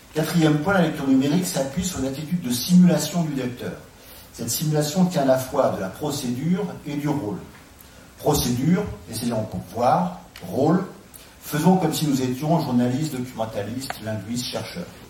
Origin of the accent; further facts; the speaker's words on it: France; en tant que Français